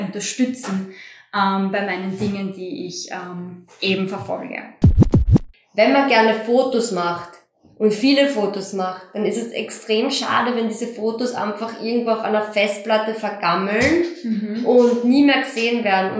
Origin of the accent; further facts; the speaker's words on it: Styria, Austria; bei uns in der Steiermark